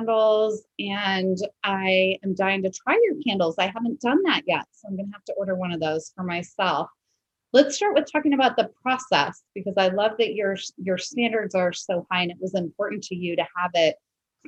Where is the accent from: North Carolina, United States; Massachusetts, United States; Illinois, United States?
Illinois, United States; Wilmette; moved away; also born or lived in Glencoe, Illinois; I'm from Chicago.